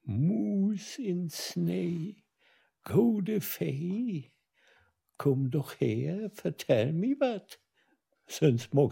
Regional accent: Bilsen, Schleswig-Holstein, Germany; Bilsen bi Barmstedt.

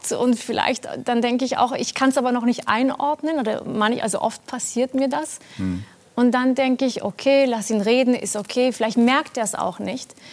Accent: Baden-Württemberg, Germany; Also ein Freund von mir meinte, ah übrigens, wir machen in deinem Land Urlaub. Ich dachte, ich wusste natürlich. In Baden-Württemberg.

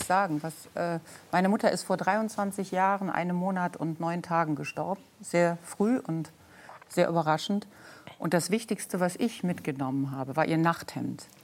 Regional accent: Solingen, North Rhine-Westphalia, Germany; Ich bin in Solingen geboren und aufgewachsen und das ist 30 Kilometer von Köln

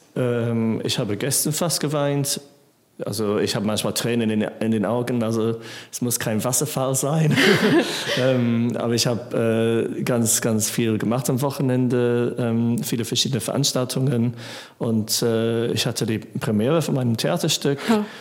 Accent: England, United Kingdom; German is a second language; moved away as an adult; now in Germany; Ich bin in England aufgewachsen ähm, und dann war ich äh, 23, als ich nach Deutschland kam

